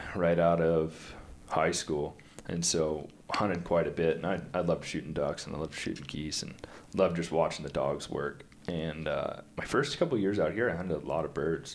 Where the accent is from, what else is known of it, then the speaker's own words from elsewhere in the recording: east of San Diego, California, United States; moved away as an adult; also born or lived in Spokane, Washington; now in Montana, United States; I grew up just east of San Diego.